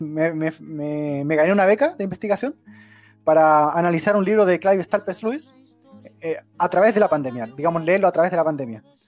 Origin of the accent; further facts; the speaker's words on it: Chile; soy chileno